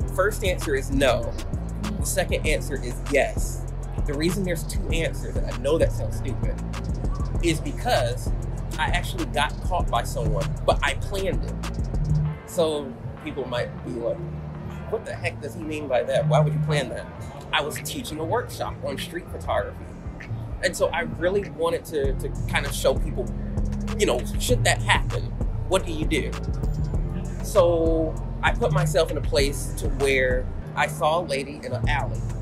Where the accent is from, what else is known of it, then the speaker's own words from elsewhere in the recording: Atlanta, Georgia, United States; I'm from Atlanta, Georgia